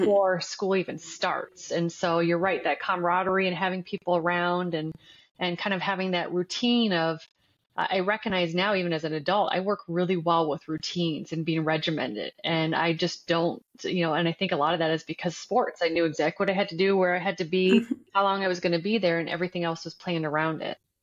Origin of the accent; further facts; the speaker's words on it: Windsor, Ontario, Canada; moved away as an adult; now in United States; growing up in Canada